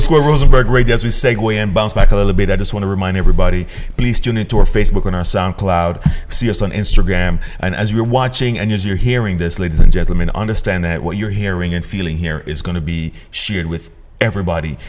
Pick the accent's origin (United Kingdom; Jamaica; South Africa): Jamaica; moved away; growing up in Jamaica, where uniform was also very beneficial for us